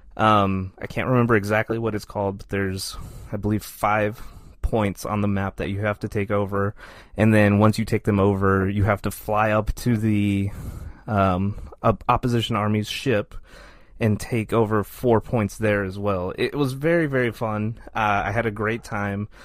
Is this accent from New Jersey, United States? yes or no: no; Texas, United States; I'm from Texas.